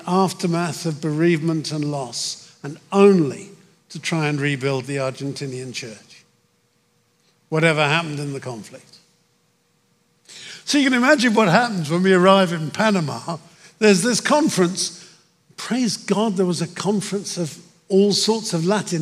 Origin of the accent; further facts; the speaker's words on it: United Kingdom; moved away as an adult; now in United States; my home country, my old country, I'm an American and proud of it, but my old country, Britain